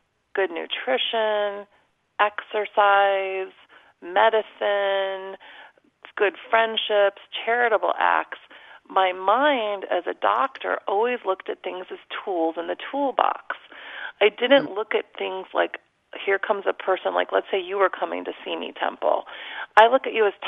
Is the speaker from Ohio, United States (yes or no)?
no; Chicago, Illinois, United States; moved away as an adult; also born or lived in Omaha, Nebraska / Atlanta, Georgia / Los Angeles, California; I grew up in the Chicago area